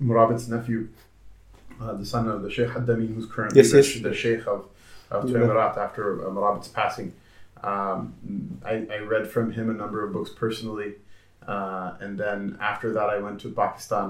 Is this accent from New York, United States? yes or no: no; Blaine, Washington, United States; also born or lived in Los Angeles, California / Seattle, Washington; I grew up in Blaine, Washington, which is a small town of, at the time, 3,000 people.